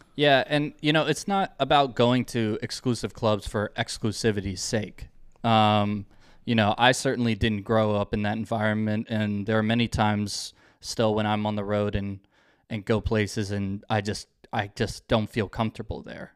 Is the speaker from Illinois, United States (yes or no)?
no; Northern Virginia, United States; I grew up in Northern Virginia, um, kind of on the D C border